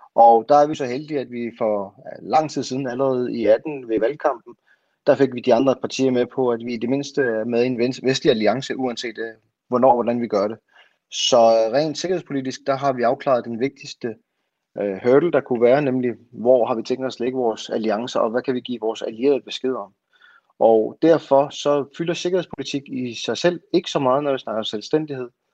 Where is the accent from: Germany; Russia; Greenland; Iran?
Greenland; jeg er grønlænder